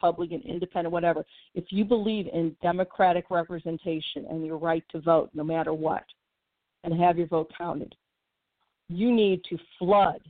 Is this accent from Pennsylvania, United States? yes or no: no; Missouri, United States; my home state of Missouri